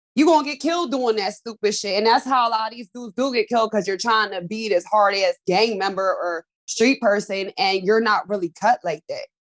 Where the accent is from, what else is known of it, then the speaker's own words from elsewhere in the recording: Pennsylvania, United States; I'm from Pennsylvania.